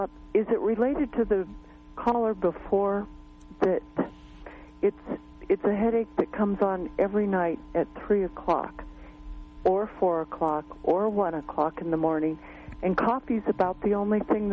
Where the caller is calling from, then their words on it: Colorado, United States; Colorado calling.